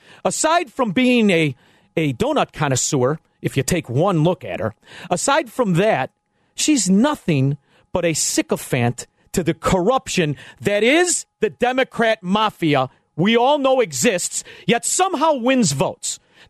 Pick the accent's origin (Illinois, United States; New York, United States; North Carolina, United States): Illinois, United States; Melrose Park; As you know, I grew up in this area. I grew up in Melrose Park